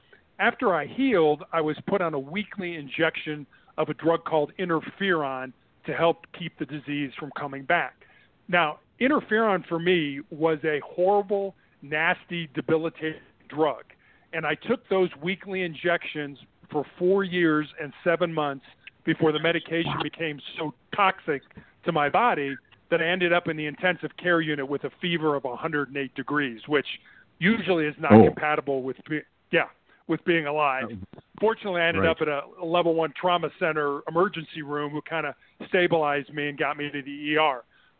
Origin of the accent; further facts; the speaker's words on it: Midwest, United States; And so when our daughter was born in Santa Barbara, we moved back to the Midwest. We're both from the Midwest.